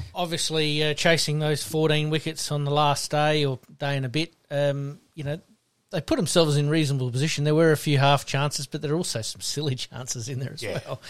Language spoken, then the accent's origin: English; South Australia, Australia; being South Australian